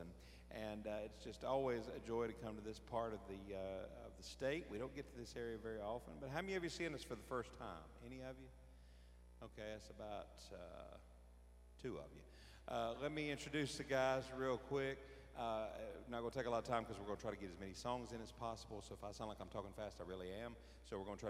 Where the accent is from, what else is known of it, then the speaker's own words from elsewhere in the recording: Greensboro, North Carolina, United States; I'm from Greensboro, North Carolina.